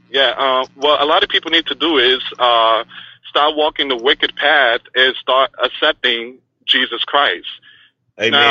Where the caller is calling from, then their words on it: Florida, United States; I'm calling from the state of Florida.